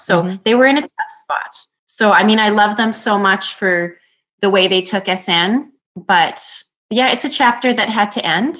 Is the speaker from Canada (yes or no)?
yes; Canada; a small town that's my hometown